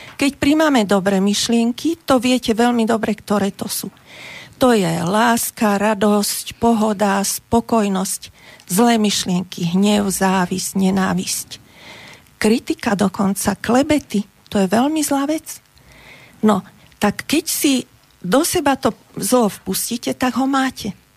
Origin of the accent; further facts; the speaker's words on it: Bratislava, Bratislava Region, Slovakia; ja som z Bratislavy